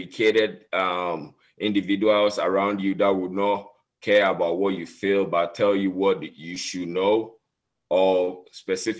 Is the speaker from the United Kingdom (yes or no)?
no; Ghana; moved away as an adult; now in United States; I grew up in West Africa, Ghana